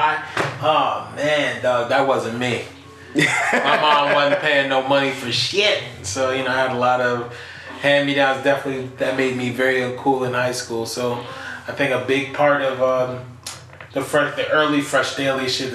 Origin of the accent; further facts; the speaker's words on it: New York City, New York, United States; growing up in Fort Greene